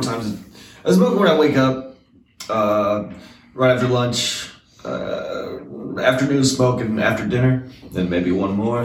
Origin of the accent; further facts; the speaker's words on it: Scotland, United Kingdom; also born or lived in Atlanta, Georgia, United States; now in Seattle, United States; I was born in Scotland